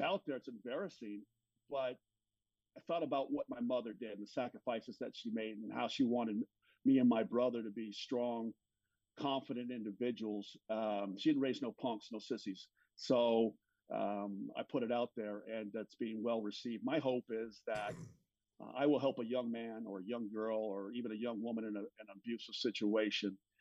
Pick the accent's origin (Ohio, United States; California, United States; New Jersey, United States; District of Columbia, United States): California, United States; Los Angeles; I grew up in Los Angeles